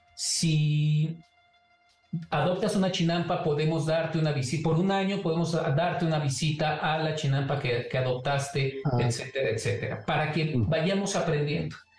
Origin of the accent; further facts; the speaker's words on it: Mexico; es parte de nuestra identidad como mexicanos